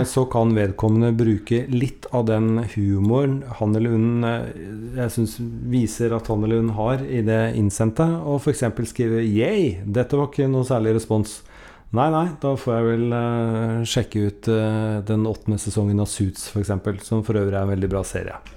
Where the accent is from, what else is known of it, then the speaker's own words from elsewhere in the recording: Norway; hun og vi er nordmenn